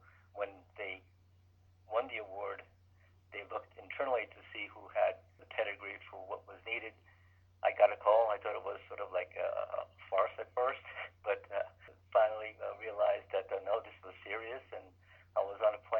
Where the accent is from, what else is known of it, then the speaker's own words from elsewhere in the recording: Jersey City, New Jersey, United States; also born or lived in Eldred, New York; Just outside of New York City in Jersey City. That's where I grew up. I went to school at Rutgers and did a lot of my education and hockey and things like that in New Jersey.